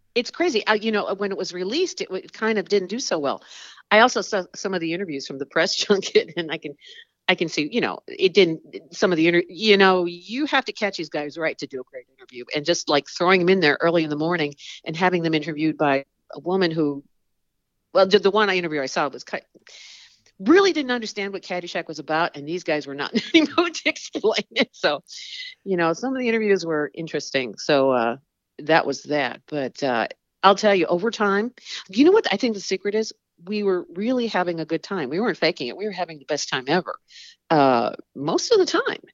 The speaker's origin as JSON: {"language": "English", "town": "Chicago", "region": "Illinois", "country": "United States", "tie": "born or raised there", "said": "I was born in Chicago and, uh, went to Northern Illinois University"}